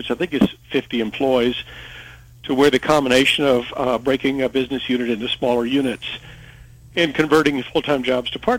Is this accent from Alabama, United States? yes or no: yes; Alabama, United States; now in Gillette, United States; I'm from Alabama